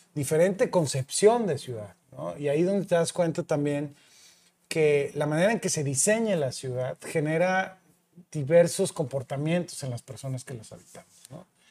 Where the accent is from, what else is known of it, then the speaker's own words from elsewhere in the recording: San Luis Potosí, Mexico; moved away as an adult; now in Monterrey, Mexico; soy potosino, nací en San Luis Potosí, me vine a estudiar a Monterrey